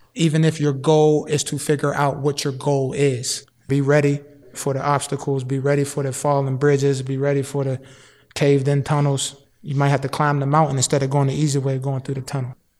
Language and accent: English; Wilkinsburg, Pennsylvania, United States; I'm from Wilkinsburg, born and raised